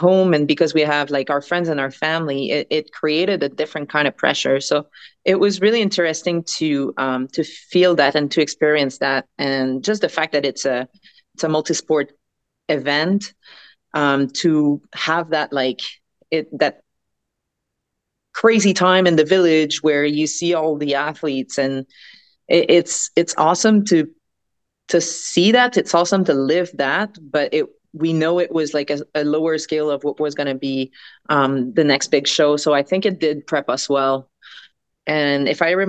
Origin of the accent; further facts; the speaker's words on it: Quebec, Canada; we come from Quebec